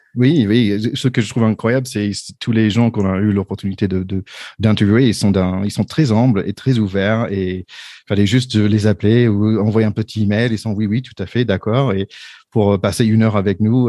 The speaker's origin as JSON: {"language": "French", "country": "United States", "also_born_or_lived": "Paris, France", "second_language": "French", "moved": "as an adult", "lives_now": "Doubs, France", "said": "je suis américain de base, ça fait 20 ans que je suis en France."}